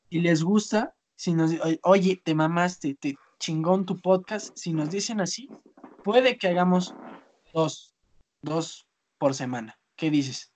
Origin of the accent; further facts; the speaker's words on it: Zinacantepec, State of Mexico, Mexico; Yo soy de Sinacantepec